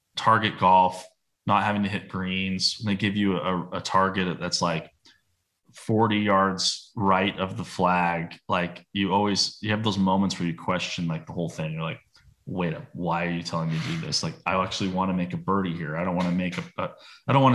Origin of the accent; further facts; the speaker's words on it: United States; being American